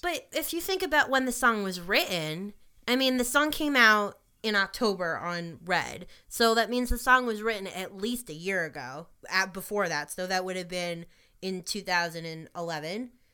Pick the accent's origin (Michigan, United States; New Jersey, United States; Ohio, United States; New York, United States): New York, United States; as a New Yorker